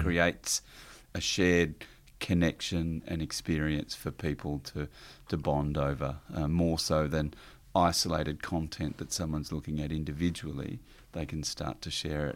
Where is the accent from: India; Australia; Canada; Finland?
Australia; Warrnambool, Victoria; also born or lived in Ararat; I was born in Victoria, country Victoria, down the south coast, uh, in Warrnambool. And, uh, so grew up around there and moved to Ararat